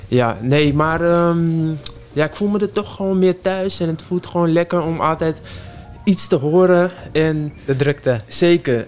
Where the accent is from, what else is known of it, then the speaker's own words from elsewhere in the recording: Amsterdam, North Holland, Netherlands; ik uit Amsterdam kom en eh, daar ook geboren ben